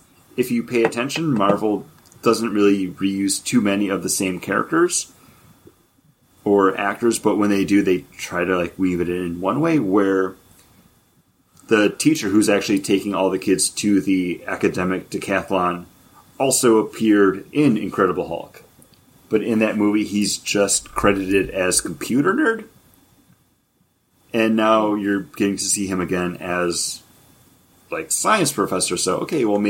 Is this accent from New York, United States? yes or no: yes; New York, United States; accent: New York; That was my New York accent. I'm from New York